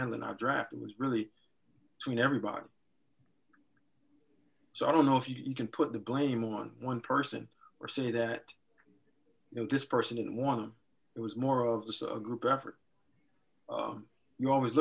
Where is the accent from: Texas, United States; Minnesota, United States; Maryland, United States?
Maryland, United States; Burtonsville; my ninth grade year in high school